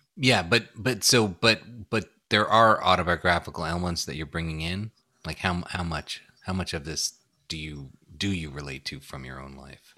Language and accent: English; New York City, New York, United States; I grew up in Brooklyn, New York